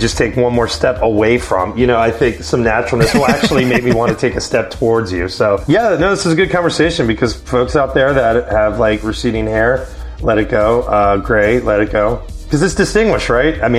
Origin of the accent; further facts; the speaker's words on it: Virginia, United States; moved away; also born or lived in Albuquerque, New Mexico; I'm from Virginia